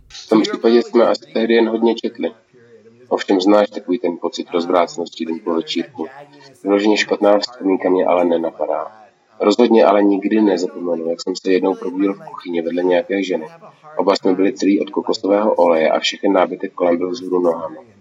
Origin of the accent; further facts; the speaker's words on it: Seattle, Washington, United States; now in Los Angeles, United States; Když jsem jako malý žil v Seattlu